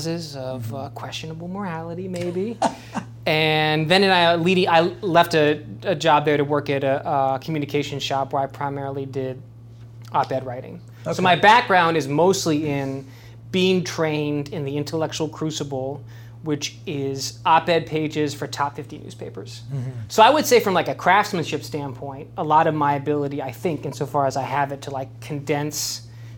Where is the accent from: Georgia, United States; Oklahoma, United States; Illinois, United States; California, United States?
California, United States; Southern; moved away as an adult; also born or lived in Washington, D.C.; now in Richmond, United States; I'm just a Southern California kid